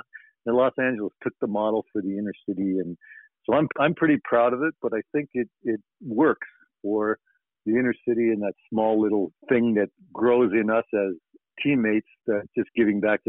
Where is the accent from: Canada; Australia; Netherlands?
Canada; Brantford, Ontario; now in New York, United States; my buddy from my hometown